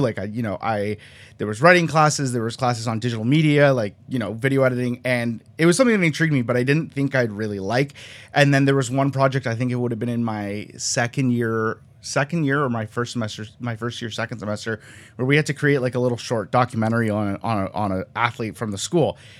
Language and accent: English; just outside of Toronto, Ontario, Canada; also born or lived in Colombia; I was born in Colombia. I'm, like, like, straight outta Columbia, but I was raised in Canada, just outside of Toronto